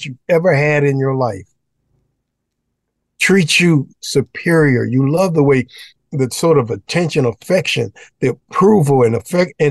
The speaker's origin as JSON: {"language": "English", "town": "Detroit", "region": "Michigan", "country": "United States", "said": "I'm from Detroit, Michigan."}